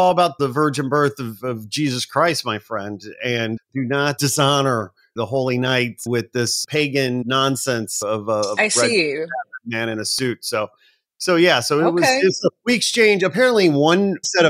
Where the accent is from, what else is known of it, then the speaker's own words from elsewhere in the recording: Gary, Indiana, United States; I'm from Indiana